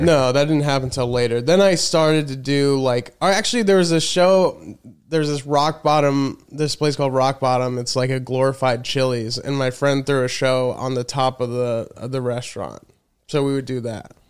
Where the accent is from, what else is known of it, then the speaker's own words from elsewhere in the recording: Colorado, United States; moved away as an adult; also born or lived in Chicago / Los Angeles / New York; now in Austin, United States; I mainly grew up in Colorado